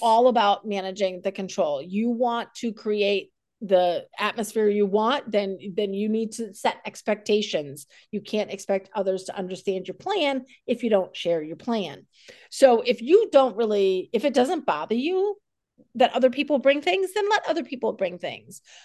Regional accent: South Dakota, United States; born or raised there; also born or lived in New England; now in Fredericksburg, United States

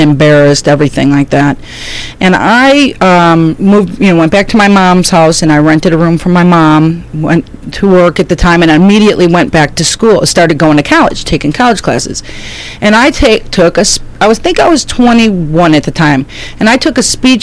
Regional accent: 40 miles from Chicago, Illinois, United States; I lived in the 40 miles from Chicago

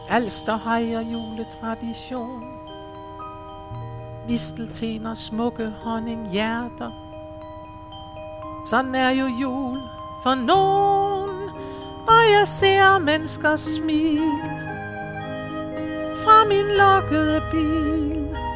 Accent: Aalborg, North Denmark Region, Denmark; Jeg kommer fra Aalborg.

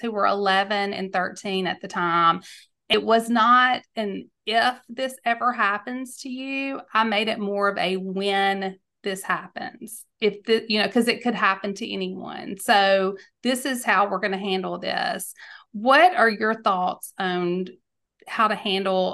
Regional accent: Mississippi, United States; in my home state of Mississippi

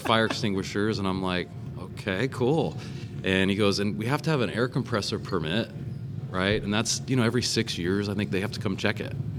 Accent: California, United States; growing up in California

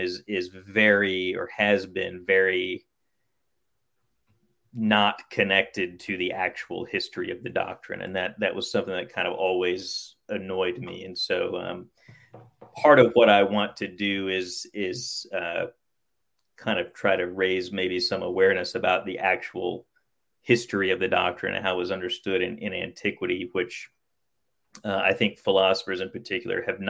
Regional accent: Oklahoma, United States; now in Owensboro, Kentucky, United States; I grew up in Oklahoma

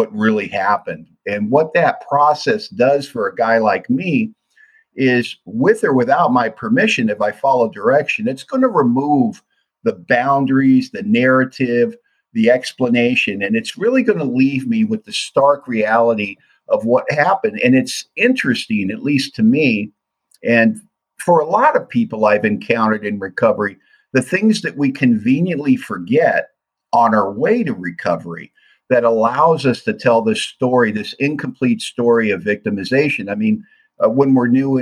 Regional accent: Los Angeles, California, United States; growing up in Hollywood, single mom, three kids, poverty, tough neighborhood

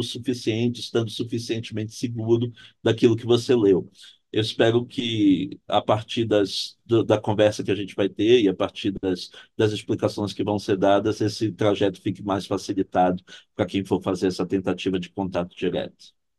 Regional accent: Belém, Pará, Brazil; moved away as an adult; also born or lived in Santa Catarina / Frankfurt; now in Rio de Janeiro, Brazil; sou originário de Belém do Pará, onde eu tive formação em Direito na Universidade Federal do Pará

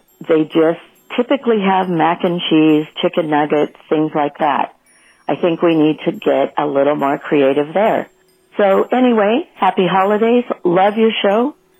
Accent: California, United States; I'm from California

